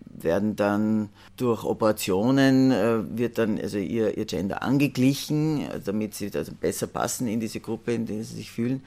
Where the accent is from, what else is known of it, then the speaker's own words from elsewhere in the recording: Salzburg, Austria; ich bin aus Salzburg